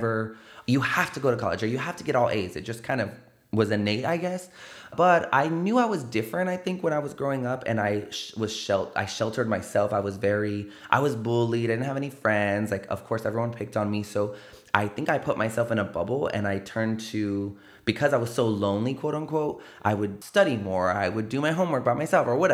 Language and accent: English; San Antonio, Texas, United States; I grew up over there